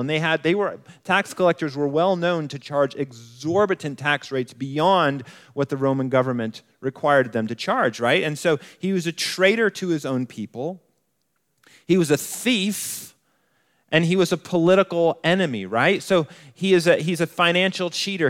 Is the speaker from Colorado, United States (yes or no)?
yes; Colorado Springs, Colorado, United States; moved away as an adult; also born or lived in New Mexico; I grew up in Colorado Springs